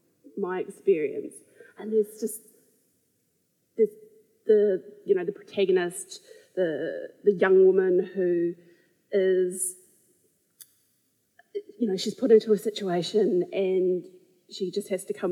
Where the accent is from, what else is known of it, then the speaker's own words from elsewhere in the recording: Christchurch, Canterbury, New Zealand; I grew up here in Christchurch, in Linwood